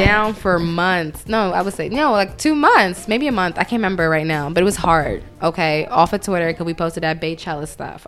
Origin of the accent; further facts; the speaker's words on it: New York City, New York, United States; also born or lived in Atlanta, Georgia; I am from Brooklyn. Um, spent a little bit of my childhood in Atlanta, so there's going to be some words I say very Southern